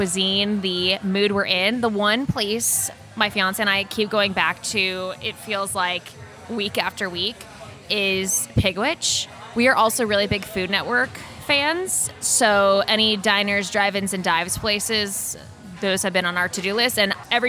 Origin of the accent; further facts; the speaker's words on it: McKinney, Texas, United States; moved away as an adult; also born or lived in New Jersey / Northwest Arkansas; now in Kansas City, United States; I grew up in the Dallas area. I grew up in a suburb called McKinney, just north of Dallas. Born in New Jersey, but I consider myself a Texan. We moved there when I was two